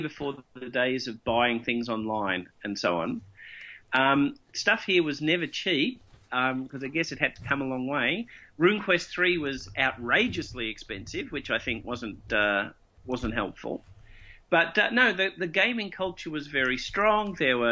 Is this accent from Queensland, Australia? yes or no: no; Melbourne, Victoria, Australia; I grew up in Melbourne, and I did my formative years of being a role player in Melbourne